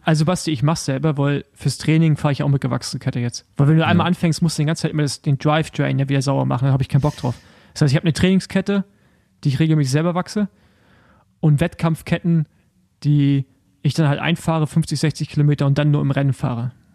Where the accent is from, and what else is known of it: Germany